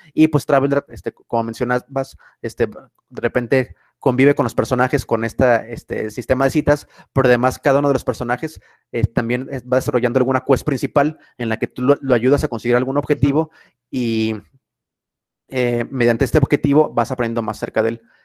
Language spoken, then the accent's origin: Spanish; Mexico; para nosotros, por ejemplo, como mexicanos